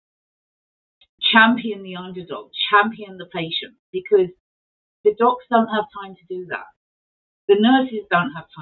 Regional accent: England, United Kingdom; moved away as an adult; now in Manitoba, Canada; I was raised in England, came here and lived here for a short while and then moved around the province

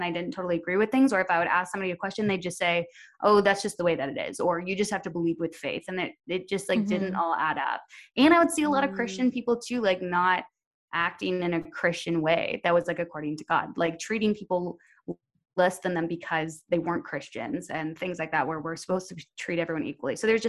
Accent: Ontario, Canada; now in Edmonton, Canada; So I moved to Edmonton from Ontario, and they gave me my paperwork to go to the church over there

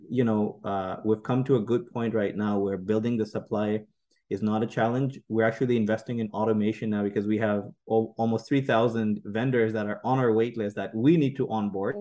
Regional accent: Saudi Arabia; also born or lived in Pakistan; now in Canada; me born in, you know, uh, in Pakistan, growing, growing up in Saudi Arabia

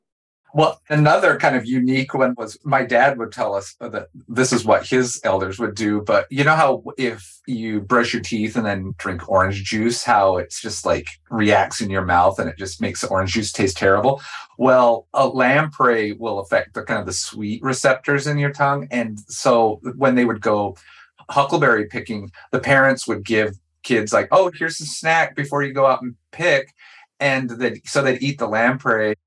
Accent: Nez Perce Reservation, Idaho, United States; I grew up on the Nez Perce Reservation

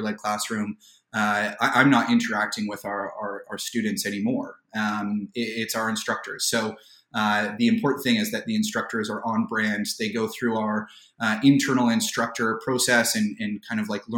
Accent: Toronto, Ontario, Canada; I was fortunate enough to be born and raised in the Greater Toronto area

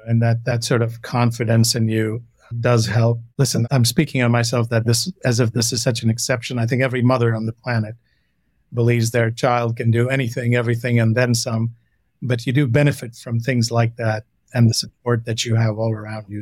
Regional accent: Renukoot, Uttar Pradesh, India; moved away; also born or lived in Delhi; I grew up most of my childhood was in a little storybook town called Renukut. It's about 100 miles from Banaras, Varanasi.

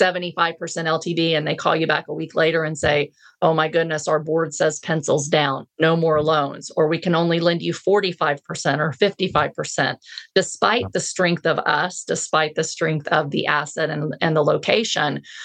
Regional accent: Texas, United States; I'm a Texan

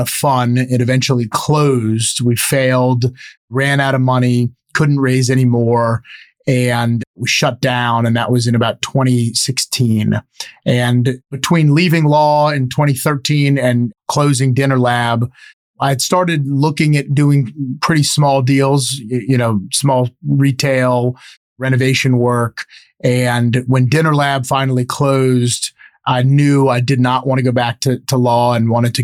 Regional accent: New Orleans, Louisiana, United States; moved away as an adult; I grew up born and raised in New Orleans

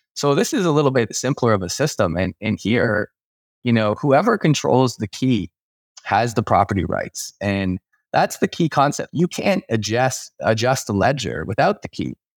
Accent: Canada; as a Canadian

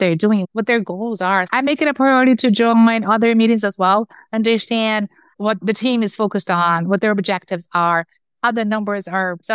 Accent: Brazil; moved away as an adult; also born or lived in Chicago, United States; now in United States; I'm from Brazil. I moved from Brazil to the US, to Chicago first, a year and a half ago.

